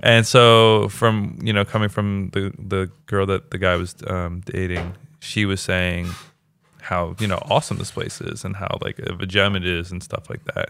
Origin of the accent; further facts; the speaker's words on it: Baltimore, Maryland, United States; now in Los Angeles, United States; I'm from Baltimore